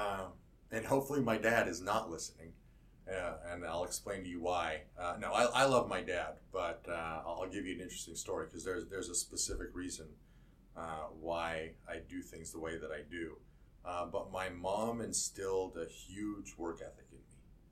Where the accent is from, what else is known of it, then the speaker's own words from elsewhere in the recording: Buffalo, New York, United States; born there; I was born in Buffalo, New York, which I've been told is a great place to be from. Got out of there early.